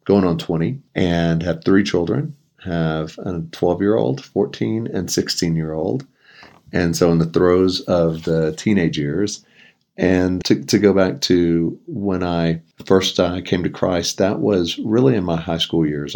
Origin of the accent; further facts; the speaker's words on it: a town near Houston, Texas, United States; moved away as an adult; now in Colorado Springs, United States; I grew up in Texas, was there the first twenty-seven years of my life in a, a town near Houston